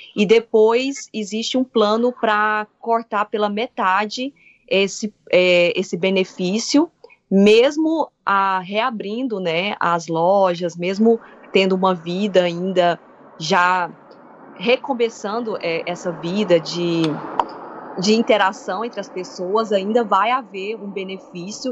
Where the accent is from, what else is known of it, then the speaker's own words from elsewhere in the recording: Brazil; now in Ireland; A gente, como brasileiro, como estudante